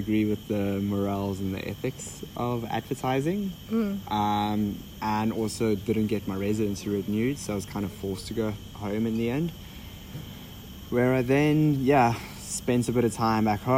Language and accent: English; Cape Town, Western Cape, South Africa; moved away as an adult; also born or lived in Belgium; I grew up in Cape Town, South Africa